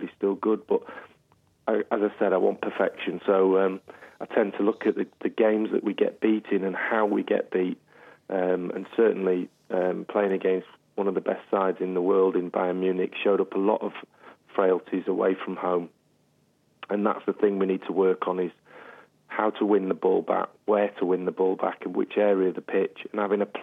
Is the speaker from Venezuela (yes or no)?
no; England, United Kingdom; we're all English on this side of the pond